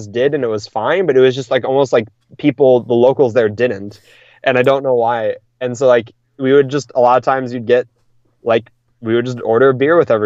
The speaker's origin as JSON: {"language": "English", "region": "Wisconsin", "country": "United States", "said": "I'm from Wisconsin"}